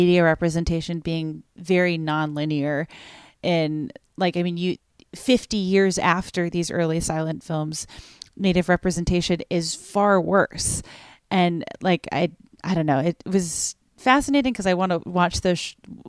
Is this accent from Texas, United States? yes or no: no; Massachusetts, United States; I grew up in Massachusetts